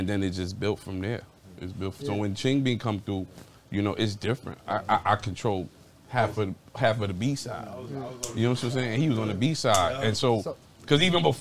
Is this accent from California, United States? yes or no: no; New York City, New York, United States; moved away as an adult; I'm from the east side of Harlem